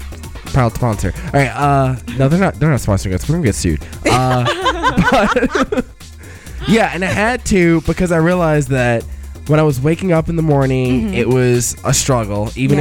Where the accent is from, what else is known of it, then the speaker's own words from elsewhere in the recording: Nashville, Tennessee, United States; I'm from Nashville.